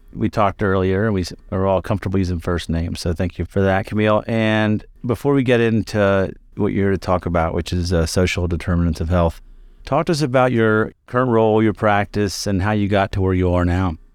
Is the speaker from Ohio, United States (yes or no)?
no; Kentucky, United States; moved away as an adult; also born or lived in Chicago; I trained in the south side of Chicago, which is very different from where I grew up in Kentucky.